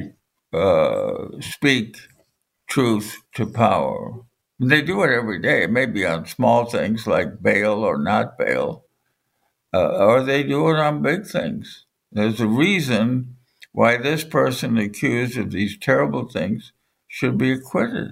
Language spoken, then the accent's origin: English; Brookline, Massachusetts, United States; both lived in Brookline